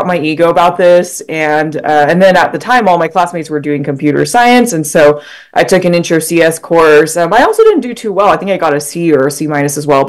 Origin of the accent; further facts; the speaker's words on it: Utah, United States; moved away as an adult; I grew up in Utah.